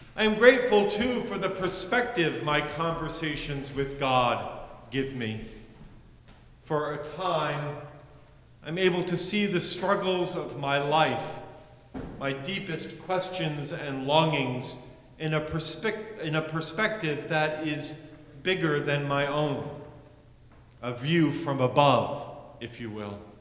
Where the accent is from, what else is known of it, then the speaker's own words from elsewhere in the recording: United States; As a white male growing up in the United States